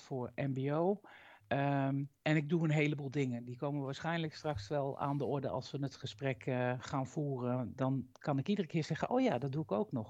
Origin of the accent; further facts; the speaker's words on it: Utrecht, Netherlands; moved away as an adult; now in Drenthe, Netherlands; Oorspronkelijk kom ik uit Utrecht